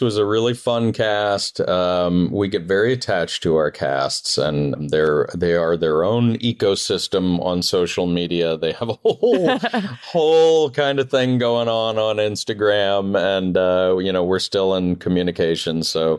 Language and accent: English; Northeast, United States; So even though I grew up in the Northeast, I feel like I was raised Southern.